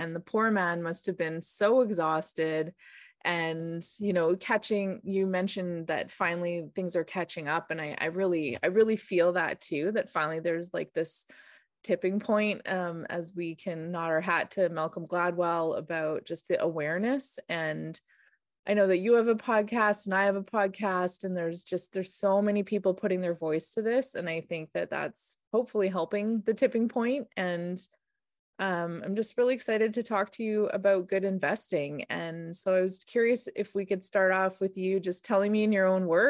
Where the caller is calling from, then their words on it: British Columbia, Canada; I'm calling in from the Sayux territory in the Okanagan.